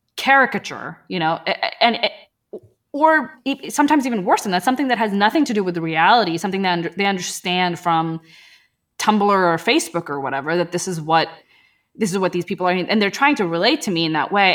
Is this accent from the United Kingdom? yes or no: no; Pakistan; moved away; I was from Pakistan, you know, and it's like, we're Muslims there